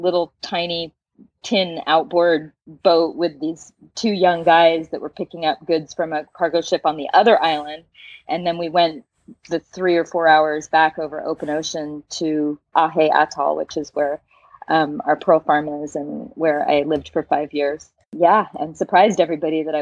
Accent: San Francisco, California, United States; moved away as an adult; now in Tahiti, French Polynesia; I'm originally from San Francisco, California. And right now I'm talking to you from Chopo, Tahiti in French Polynesia

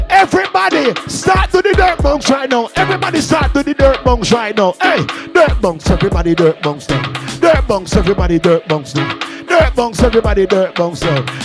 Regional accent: Jamaica; I'm Jamaican

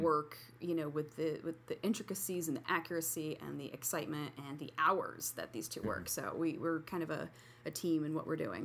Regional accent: Sparta, New Jersey, United States; moved away as an adult; now in Utica, United States; I'm totally a Jersey girl

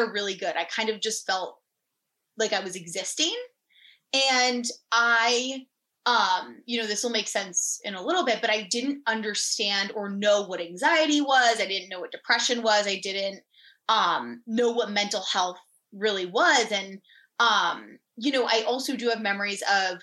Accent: Fairfield, Connecticut, United States; I was born and raised in Fairfield, Connecticut, and I'm still here to this day.

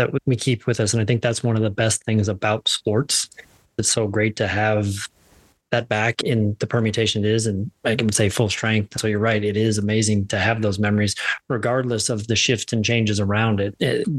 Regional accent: Midwest, United States; Growing up in the Midwest, I feel like I watched Michigan every Saturday on ABC.

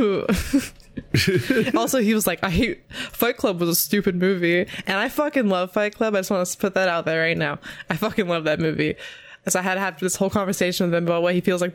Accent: California, United States; I'm from California. I am me. I live here

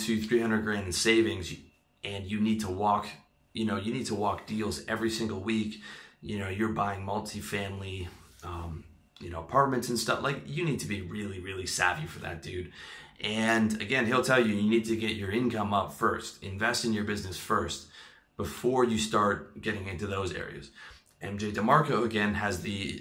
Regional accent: Canada; now in Thailand; I am from Canada

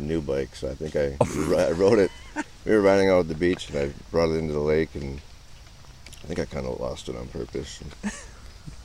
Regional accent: Lake Mille Lacs area, Minnesota, United States; now in St. Paul, United States; I was born in Minneapolis, Minnesota. So, 1980. I was born in 1980

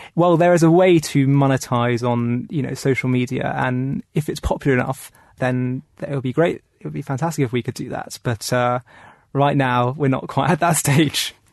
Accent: London, United Kingdom; I grew up in London

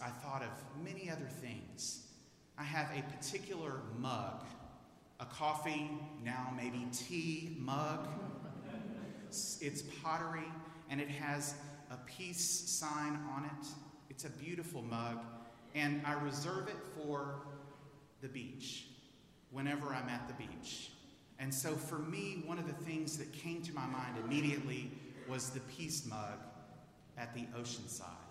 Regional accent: Houston, Texas, United States; moved away as an adult; I'm a native of Houston.

